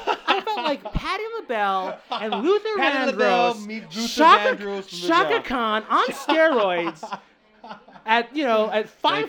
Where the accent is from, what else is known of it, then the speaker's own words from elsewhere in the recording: Philippines; I'm Filipino